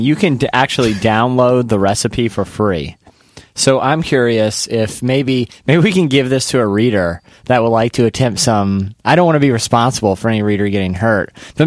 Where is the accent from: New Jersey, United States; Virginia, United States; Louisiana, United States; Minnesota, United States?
Virginia, United States; Virginia Beach; I grew up in the Virginia Beach area